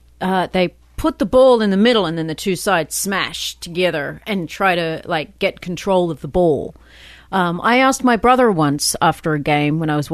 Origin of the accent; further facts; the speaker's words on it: Sydney, New South Wales, Australia; I'm from Sydney.